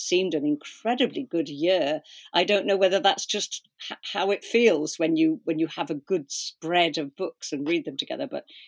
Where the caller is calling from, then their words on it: Cardiff, Wales, United Kingdom; I'm in Cardiff, which is sort of like the Turin of Wales.